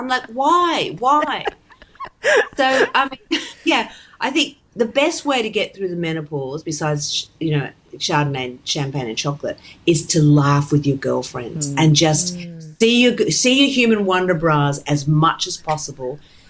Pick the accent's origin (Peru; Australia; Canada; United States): Australia; now in United Kingdom; Oh, yes, but you can get away with a lot. I'm spending about 6 months in each hemisphere now, 6 months at home, 6 months there.